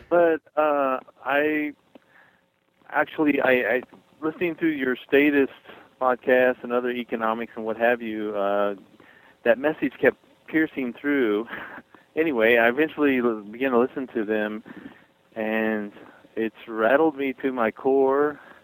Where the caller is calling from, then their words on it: Missouri, United States; I'm calling from Missouri